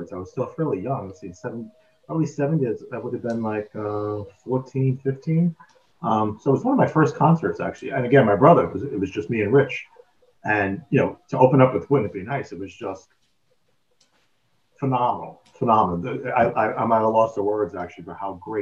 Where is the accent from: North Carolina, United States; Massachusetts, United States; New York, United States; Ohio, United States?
New York, United States; New York City; we grew up in the Bronx in a very urban area